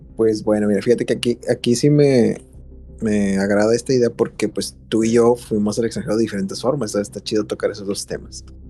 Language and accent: Spanish; Mexico; moved away as an adult; now in Osaka, Japan; nosotros somos mexicanitos